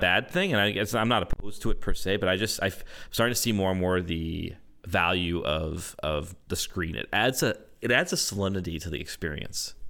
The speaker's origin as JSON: {"language": "English", "country": "Canada", "said": "I'm a Canadian"}